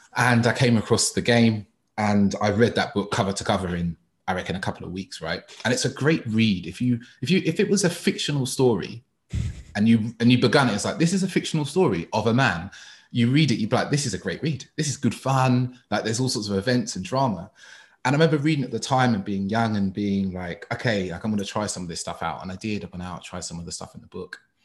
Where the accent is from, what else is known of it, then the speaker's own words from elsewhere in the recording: London, United Kingdom; I grew up in East London all my life